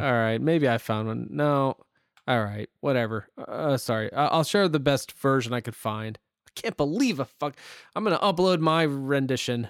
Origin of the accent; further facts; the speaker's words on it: Northeast Ohio, United States; we're from Northeast Ohio, both of us